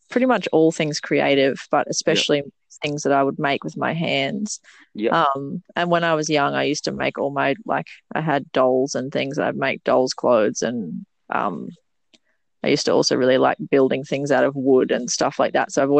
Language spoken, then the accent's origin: English; Mooloolah Valley, Queensland, Australia; I grew up in Mooloola Valley, which is Gubbi Gubbi country